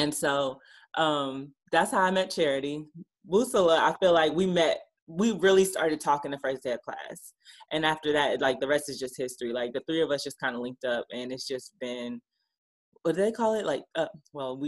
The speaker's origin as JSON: {"language": "English", "town": "Stone Mountain", "region": "Georgia", "country": "United States", "also_born_or_lived": "New Orleans", "said": "I am from Stone Mountain, Georgia, which is not too far outside of Atlanta"}